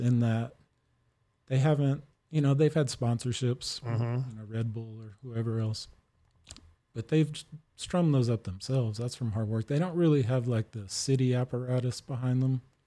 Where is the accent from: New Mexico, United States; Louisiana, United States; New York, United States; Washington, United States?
Louisiana, United States; New Orleans; also born or lived in California / Oregon; now in Austin, United States; That was in New Orleans where I grew up on the West Bank.